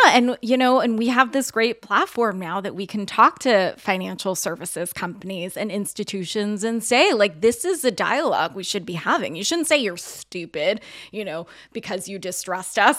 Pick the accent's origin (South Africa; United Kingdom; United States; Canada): United States; outside of Los Angeles, California; my family, we grew up outside of Los Angeles